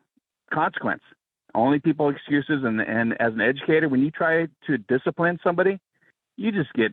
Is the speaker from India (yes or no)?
no; Southern California, United States; I'm an educator, retired. I grew up in SoCal, multiracial high school, elementary school.